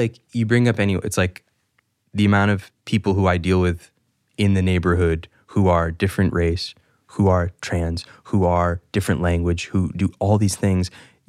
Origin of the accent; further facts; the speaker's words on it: New York, United States; It's like, yeah, I grew up in New York